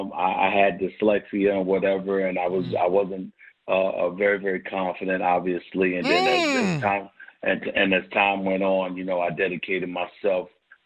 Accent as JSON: {"language": "English", "region": "New York", "country": "United States", "lives_now": "Philadelphia, United States", "said": "But then I came from New York to Philly."}